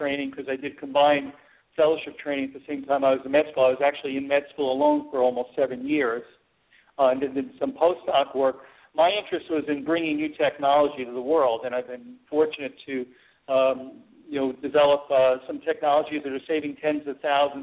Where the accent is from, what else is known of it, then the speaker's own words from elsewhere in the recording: New York, United States; I was from New York